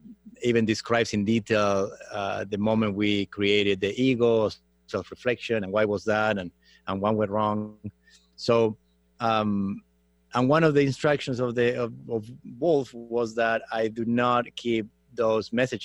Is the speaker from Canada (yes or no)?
no; Argentina; moved away as an adult; now in Los Angeles, United States; I grew up in Argentina from Italian descent